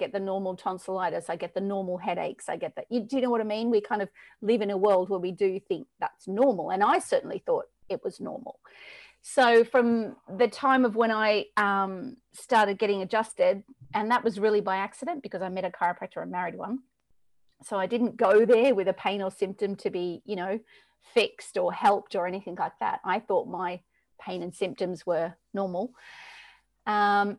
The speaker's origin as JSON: {"language": "English", "country": "Australia", "tie": "born or raised there", "moved": "as an adult", "lives_now": "England, United Kingdom", "said": "Born and raised in Australia, moved to England in 1997, been here ever since"}